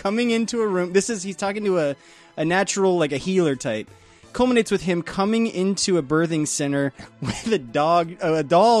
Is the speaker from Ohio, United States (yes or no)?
no; Riverside, California, United States; My hometown, Riverside, California